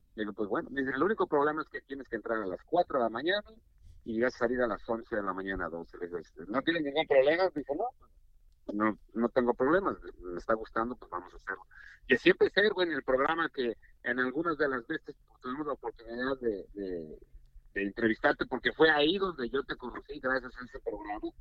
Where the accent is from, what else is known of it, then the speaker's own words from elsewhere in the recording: Mexico City, Mexico; moved away as an adult; also born or lived in Guadalajara; now in United States; yo nací en la Ciudad de México, en la capital, en el Distrito Federal, y pues eh, me desenvolví todo lo que fue mi infancia y parte de mi juventud y mi carrera profesional, todos mis estudios los realicé allá